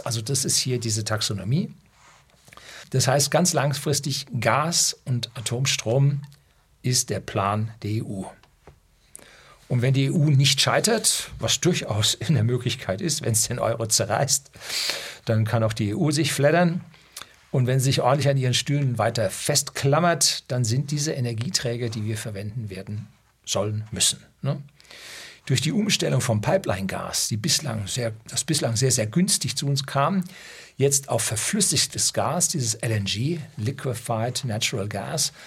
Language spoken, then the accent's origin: German; Upper Bavaria, Germany; bei uns in Oberbayern